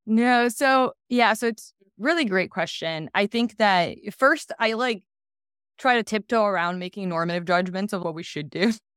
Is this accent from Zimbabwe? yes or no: no; Brazil; moved away as an adult; now in United States; I'm originally from Brazil, and, um, have lived in the U S for the last ten years.